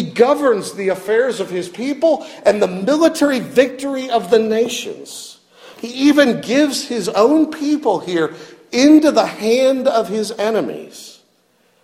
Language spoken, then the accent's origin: English; near Cleveland, Ohio, United States; moved away; I grew up near Cleveland